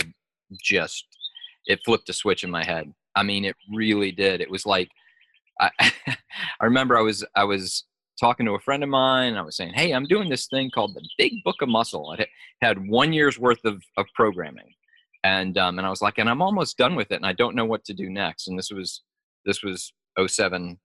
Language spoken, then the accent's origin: English; Mississippi, United States; also born or lived in Illinois; I moved to Mississippi from Illinois, and I was the smallest, shortest, lightest kid in a brand new school